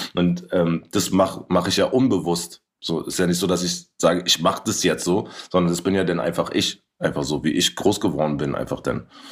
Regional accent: Berlin, Germany; wo ich in Kreuzberg groß geworden bin

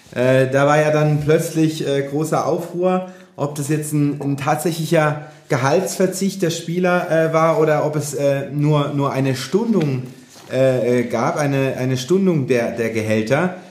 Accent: Mannheim area, Baden-Württemberg, Germany; moved away; in Richtung meiner Heimat geht, dritte Liga, SV Waldhof Mannheim

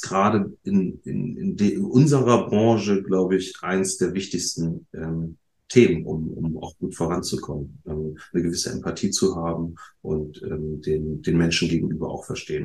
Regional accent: Bremen, Germany; als Bremer

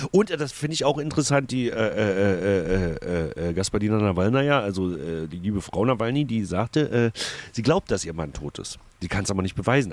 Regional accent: East Germany, Germany; bei uns im Osten

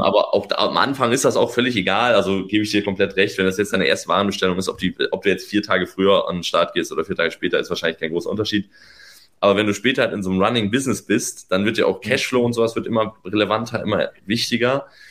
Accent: Northern Germany, Germany; now in Berlin, Germany; ich bin Norddeutscher

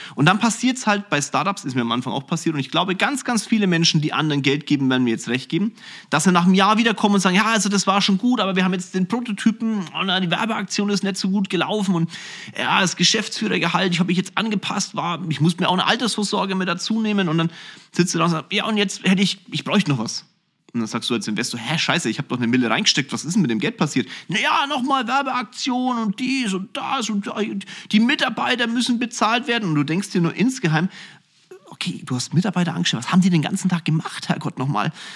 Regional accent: Kulmbach, Bavaria, Germany; ich bin aufgewachsen in Kulmbach, einem wirklich süßen kleinen Städtchen

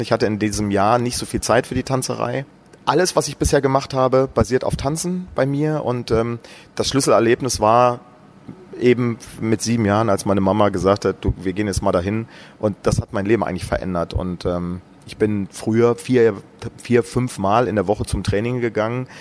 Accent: Brandenburg, Germany; in meinem Heimatort in Brandenburg

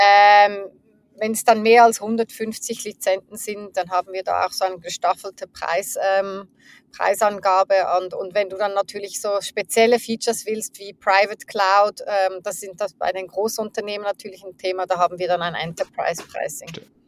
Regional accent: Zurich, Switzerland; ich bin in der Schweiz, in, in Zürich aufgewachsen, ähm, in der Nähe, äh, teils in der Nähe von Zürich

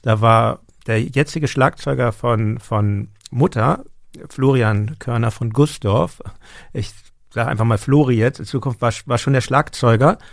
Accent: Hamburg, Germany; ich bin in Hamburg. Meine Eltern sind Berliner, aber die sind vor meiner Geburt nach Hamburg gezogen. Und ähm, genau, insofern bin ich schon Hamburger

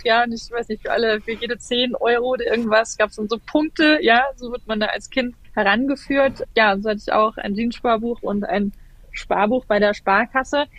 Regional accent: Germany; bei uns in Deutschland

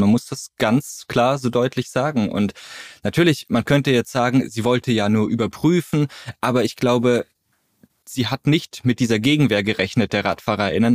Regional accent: Freiburg, Baden-Württemberg, Germany; moved away as an adult; also born or lived in Groningen, Netherlands; now in Berlin, Germany; Ganz ursprünglich komme ich aus Freiburg

